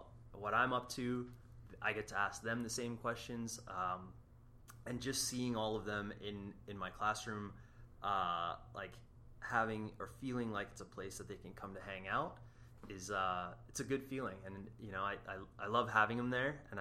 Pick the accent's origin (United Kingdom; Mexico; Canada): Canada; moved away; I'm Canadian